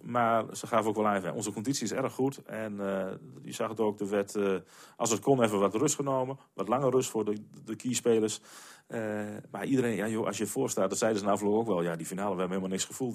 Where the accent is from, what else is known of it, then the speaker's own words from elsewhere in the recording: Nieuw-Amsterdam, Drenthe, Netherlands; in Nieuw-Amsterdam, waar ik, waar ik vandaan kom